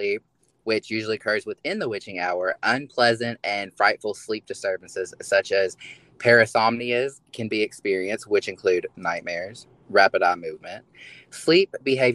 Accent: Kentucky, United States; I am a little hick. I am from Kentucky

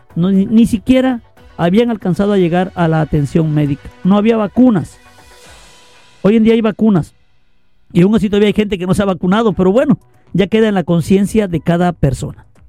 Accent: Lerdo de Tejada, Veracruz, Mexico; Yo también soy veracruzano, lerdo de Tejada, Veracruz. Es la ciudad que me vio nacer.

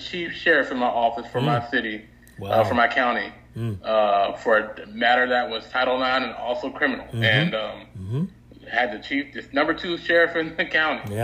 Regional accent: North Carolina, United States; moved away; also born or lived in North Dakota; go back home to North Carolina and help my hometown school district

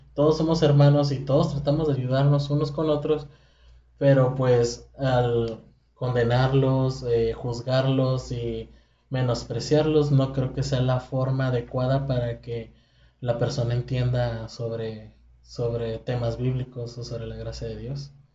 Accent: Mexico; siendo mexicano

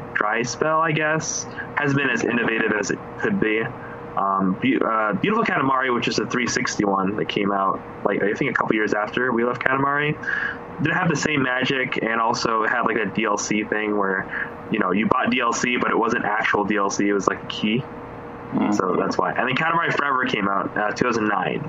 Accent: Philippines; I'm Filipino

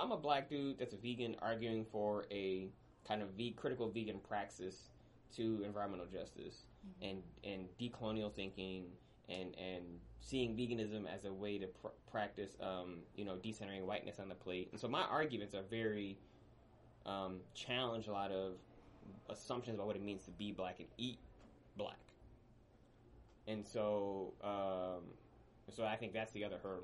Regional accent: Midwest, United States; also born or lived in Mississippi; I'm from the Midwest

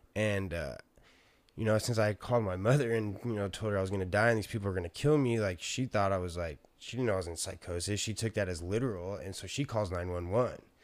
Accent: San Diego, California, United States; I'm from San Diego

